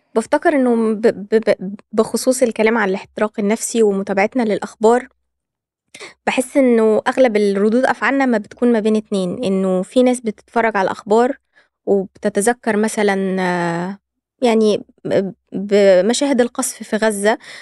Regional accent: Egypt; عندنا في مصر

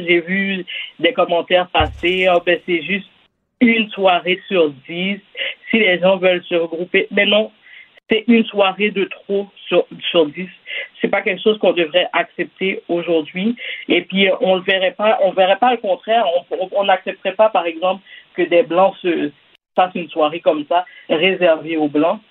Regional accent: Quebec, Canada; je suis née ici, par exemple, je suis née au Québec.

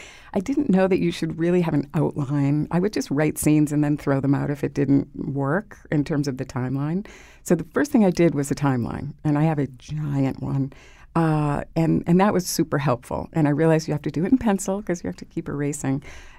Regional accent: Massachusetts, United States; I'm from Massachusetts, I should know better

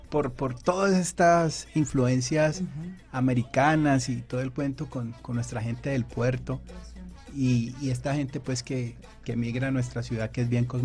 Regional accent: Colombia

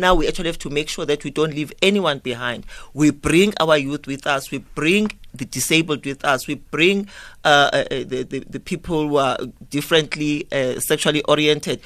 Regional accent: South Africa

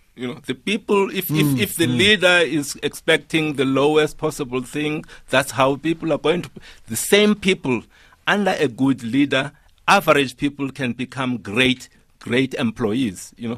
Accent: Eastern Cape, South Africa; You know, I come from a rural area. I come from Mteto in Tabase. When I grew up, there was no internet in the schools that I had, absolutely.

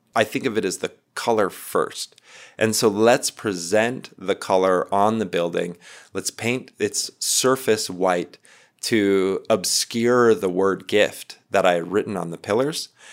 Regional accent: North Dakota, United States; now in Glorieta, United States; I'm from North Dakota originally, but uh, I'm Missouri River people. Uh, presently, I live in Glorieta, New Mexico

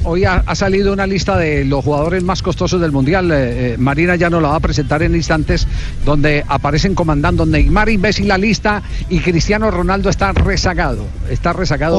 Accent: Colombia; acá en Colombia

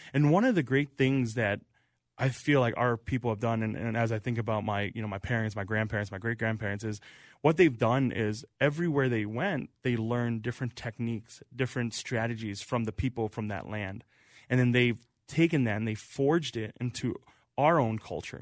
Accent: Central Wisconsin, United States; moved away as an adult; now in St. Paul, United States; I grew up in Wisconsin

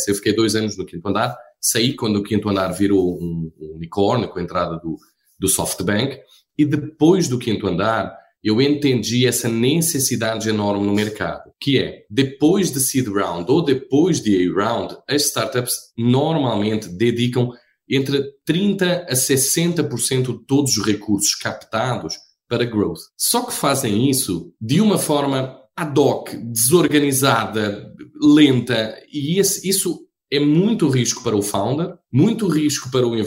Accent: Portugal; moved away as an adult; also born or lived in Rio de Janeiro, Brazil; now in Brazil; Eu sou português, né? Eu acho que todos iriam entender rapidinho isso. Eu estou há 15 anos no Brasil

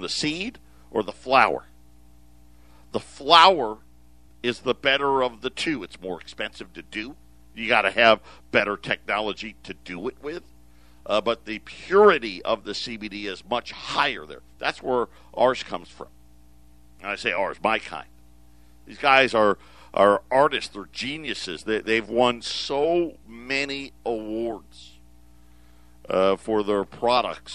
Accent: Syracuse, New York, United States; moved away; I grew up in Syracuse

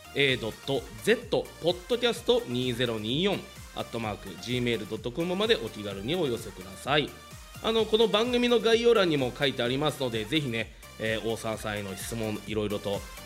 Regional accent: Shizuoka, Japan; スポーツ MC で静岡県出身

